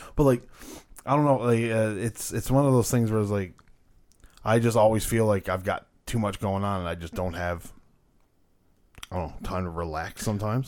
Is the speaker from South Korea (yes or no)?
no; Canada